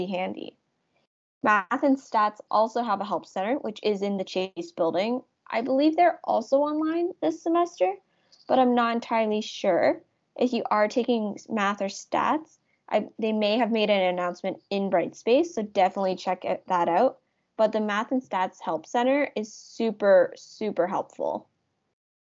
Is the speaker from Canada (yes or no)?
yes; Ontario, Canada; now in Halifax, Canada; I am from Ontario